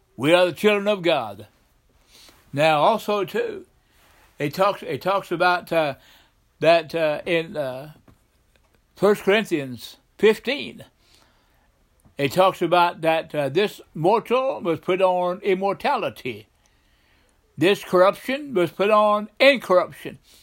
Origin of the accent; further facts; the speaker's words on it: the South, United States; I grew up in the South